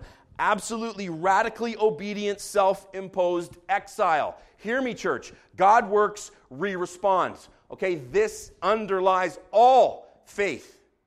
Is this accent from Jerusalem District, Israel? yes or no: yes; Jerusalem, Jerusalem District, Israel; I grew up in Jerusalem. I have walked up to Jerusalem along the roads that lead uphill from the Dead Sea.